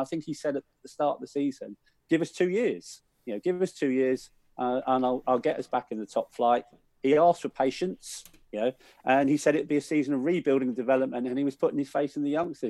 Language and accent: English; Willesden, London, United Kingdom; I grew up in Willesden, so I was surrounded by QPR fans